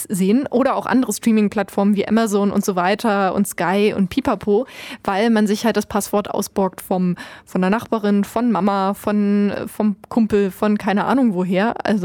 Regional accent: Germany; wir kommen ja, das muss man bedenken, wir kommen aus Deutschland. Wir haben, äh, wurden sozialisiert äh, mit Medieninhalten, die kostenlos sind.

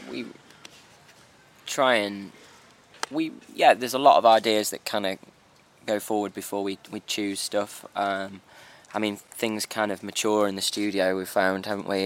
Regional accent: Black Country, West Midlands, United Kingdom; we come from the Black Country

